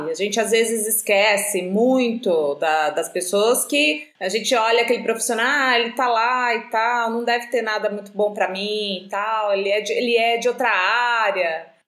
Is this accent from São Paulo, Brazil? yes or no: yes; Atibaia, São Paulo, Brazil; moved away as an adult; also born or lived in Florianópolis; now in Rio de Janeiro, Brazil; Nasci e cresci aí, em Atibaia. Minha família toda ainda vive na cidade e passei a maior parte da minha infância e adolescência nas trilhas da Serra do Itapetinga e na Pedra Grande.